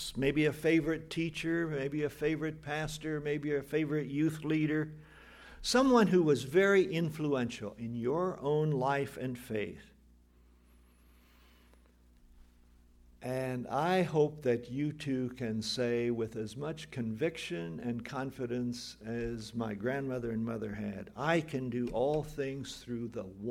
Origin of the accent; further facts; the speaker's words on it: Mahaska and Marion County, Iowa, United States; moved away; so different from Mahaska and Marion County in Iowa 50 years ago, 75 years ago